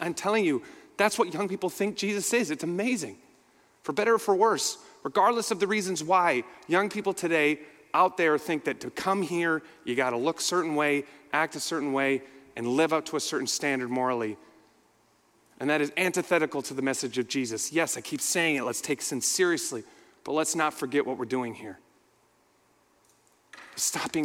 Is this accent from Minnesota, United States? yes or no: yes; Minneapolis, Minnesota, United States; I'm from Minneapolis, so I was right in the middle of all